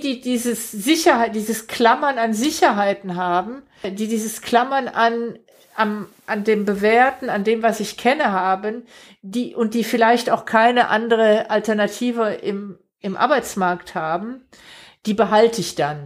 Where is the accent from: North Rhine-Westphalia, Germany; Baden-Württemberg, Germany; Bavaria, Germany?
Baden-Württemberg, Germany; Stuttgart metropolitan area; wir kommen ja beide aus dem Großraum Stuttgart